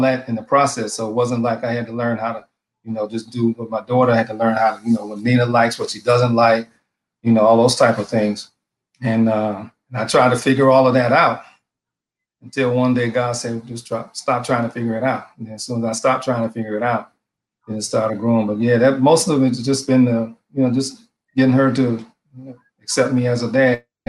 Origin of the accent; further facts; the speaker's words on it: Detroit, Michigan, United States; now in Maryland, United States; I'm originally from Detroit, Michigan.